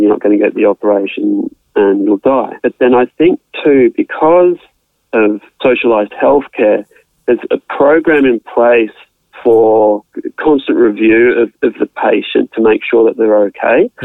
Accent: Australia; I'm an Australian resident, born in Australia

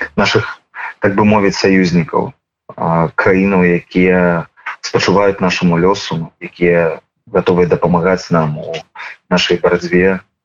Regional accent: Belarus; мы як грамадства як беларусы

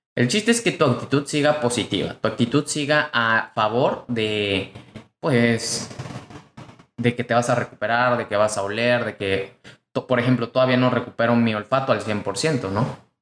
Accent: Mexico; mexicano, emprendedor y empresario

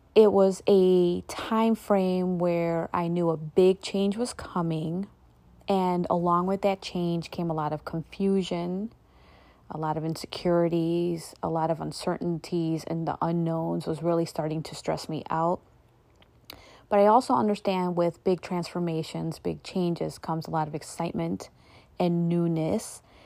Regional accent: United States; I was born and raised here in America

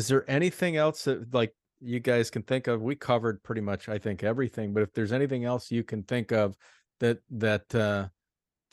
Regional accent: Midwest, United States; I'm from the Midwest

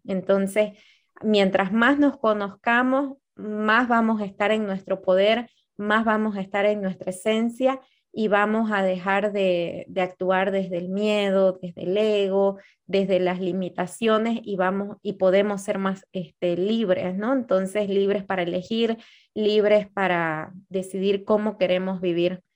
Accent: Bolivia; Nosotras somos bolivianas

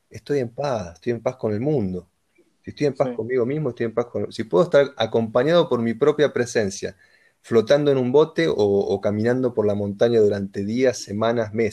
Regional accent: Argentina; first language Spanish; moved away as an adult; also born or lived in India; now in Germany; no soy ni nacionalista, ni me siento argentino, ni soy argentino, nací en Argentina

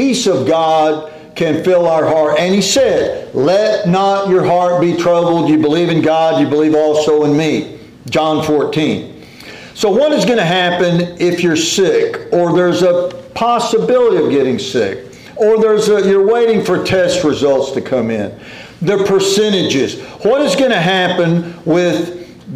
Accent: Corpus Christi, Texas, United States; we grew up in Corpus Christi

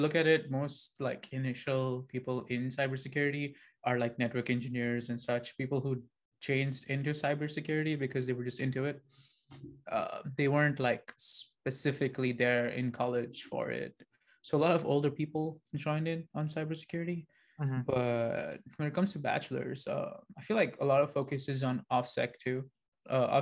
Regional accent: Dubai, United Arab Emirates; moved away as an adult; now in United States; I'm from Dubai, technically. Right now, I am in the US

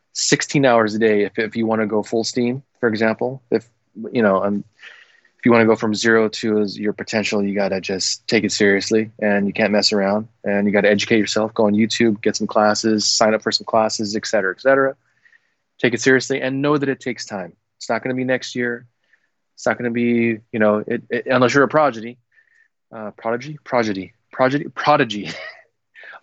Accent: Philippines; I'm a Filipino Asian guy

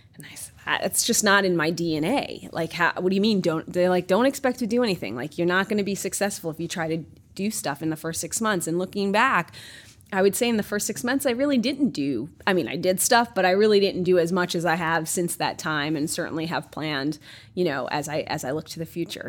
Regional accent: New York, United States; moved away as an adult; also born or lived in Espoo, Finland; now in Finland; I grew up and was born and raised in New York

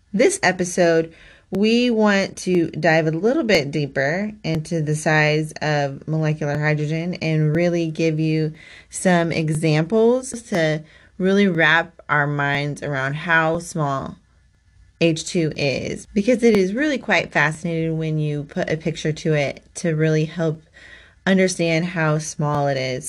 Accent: Kansas, United States; we are from Kansas

